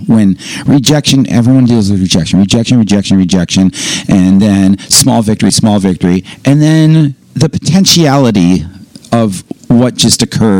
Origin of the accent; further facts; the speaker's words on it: New York, United States; I'm a New Yorker.